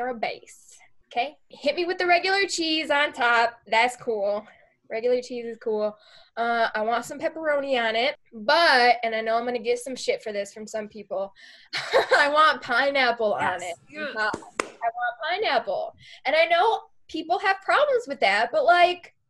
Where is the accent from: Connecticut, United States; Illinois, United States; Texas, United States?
Illinois, United States; Chicago; So, yes, I am from Chicago